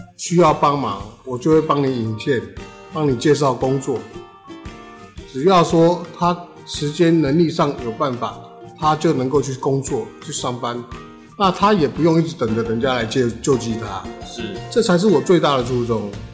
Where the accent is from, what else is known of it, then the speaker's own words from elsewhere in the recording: New Taipei, Taiwan; 因为新德里是我的故乡，它是我的家乡。我在这里生活五十七年